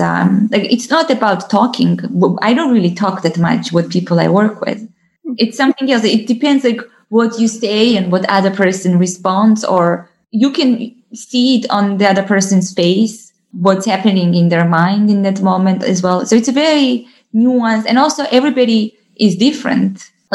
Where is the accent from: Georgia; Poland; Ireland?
Georgia; English is a second language; but in Georgia and in my hometown and in different forests, and those were different birds